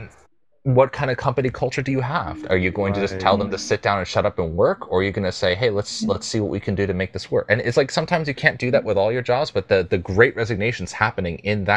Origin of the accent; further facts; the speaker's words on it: United States; as an American